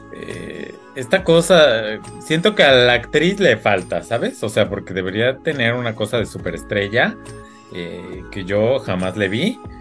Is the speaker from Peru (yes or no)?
no; Mexico